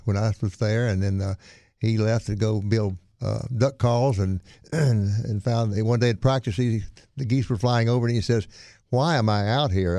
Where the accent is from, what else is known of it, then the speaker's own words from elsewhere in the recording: Monroe, Louisiana, United States; moved away; also born or lived in Winnsboro, Louisiana / Opelousas, Louisiana / Texas; I grew up in Monroe, went to Neville High